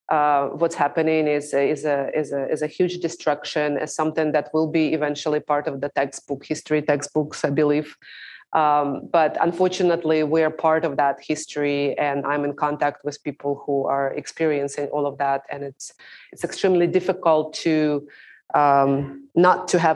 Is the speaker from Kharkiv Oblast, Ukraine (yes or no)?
yes; Kharkiv, Kharkiv Oblast, Ukraine; moved away; I'm from Kharkiv originally, so from eastern Ukraine, and this is the second largest city in Ukraine and the city that's currently being bombed and shelled. And my family is still there.